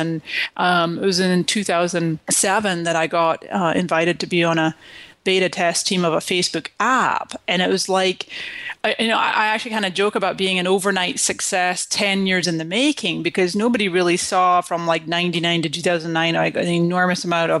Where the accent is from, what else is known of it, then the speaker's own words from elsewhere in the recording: Scotland, United Kingdom; moved away as an adult; also born or lived in Canada; now in United States; And so I came to this country in 1999 from Scotland, and before that I was born in Canada.